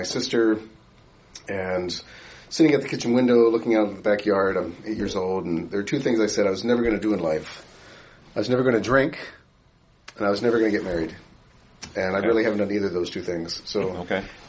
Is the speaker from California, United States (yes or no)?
no; Baltimore, Maryland, United States; moved away; I grew up in Baltimore, Maryland